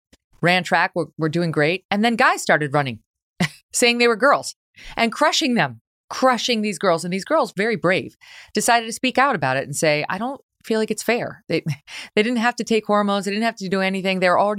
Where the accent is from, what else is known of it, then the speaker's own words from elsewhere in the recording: New York, United States; now in Connecticut, United States; I think about girls in my new home state, right? I'm from New York State, but right now living in Connecticut.